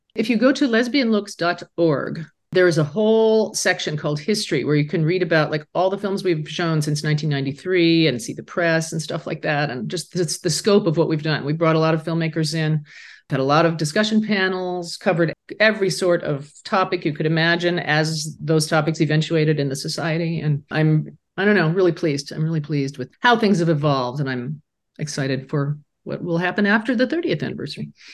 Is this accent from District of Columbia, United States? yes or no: no; Laramie, Wyoming, United States; moved away; my hometown where I grew up, a quietly closeted high school student